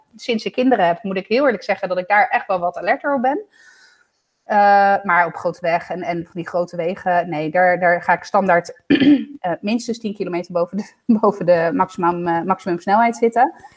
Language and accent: Dutch; Italy; now in Netherlands; ik ben een Italiaan in Nederland.